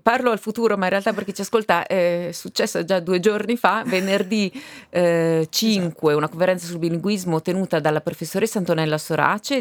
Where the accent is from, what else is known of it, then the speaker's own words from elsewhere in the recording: Val di Fiemme, Trentino-Alto Adige, Italy; noi fiamazzi